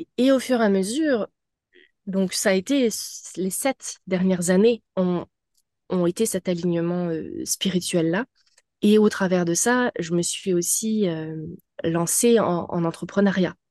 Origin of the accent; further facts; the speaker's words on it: France; moved away as an adult; now in Montreal, Canada; je suis française euh, d'origine, mais j'habite depuis 14 ans euh, au Québec, à Montréal